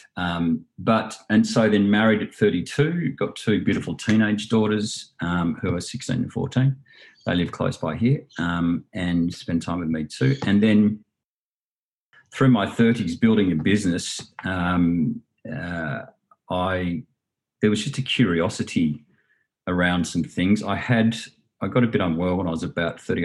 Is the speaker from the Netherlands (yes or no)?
no; Southern Highlands, New South Wales, Australia; also born or lived in Sydney / London / Hong Kong; I was born in Sydney, grew up in the Southern Highlands, um, you know, quasi country